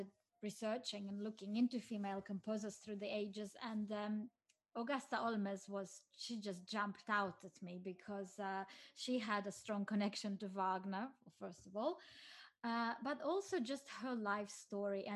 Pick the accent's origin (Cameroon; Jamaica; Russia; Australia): Russia; Siberia; moved away as an adult; also born or lived in Auckland, New Zealand; I was born in Siberia and I grew up there, but my family moved to New Zealand in 1994 or 5